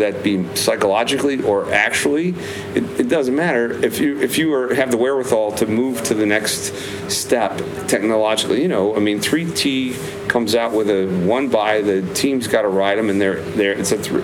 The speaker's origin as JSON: {"language": "English", "region": "Michigan", "country": "United States", "tie": "born or raised there", "said": "I grew up in Michigan"}